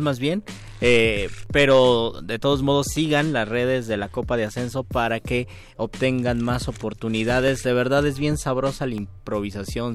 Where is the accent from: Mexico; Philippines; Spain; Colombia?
Mexico; soy mexicano